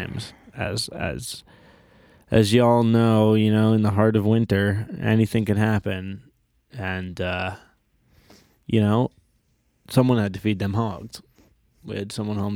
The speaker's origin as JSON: {"language": "English", "area": "Long Island", "region": "New York", "country": "United States", "moved": "yes", "said": "I'm from Long Island"}